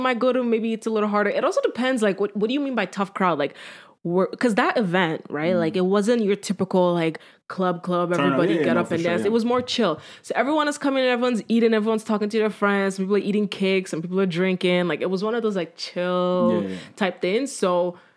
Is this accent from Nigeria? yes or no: yes; Nigeria; I am Nigerian